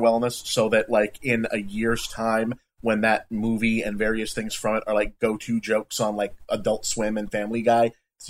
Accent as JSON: {"language": "English", "town": "Boston", "region": "Massachusetts", "country": "United States", "said": "we're from Boston"}